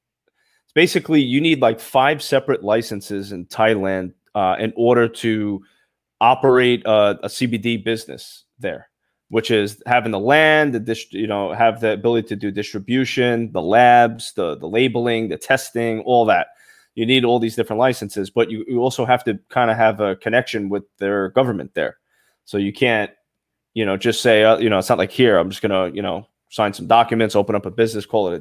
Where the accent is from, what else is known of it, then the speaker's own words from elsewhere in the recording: New York City, New York, United States; I'm from Brooklyn. I got an accent too.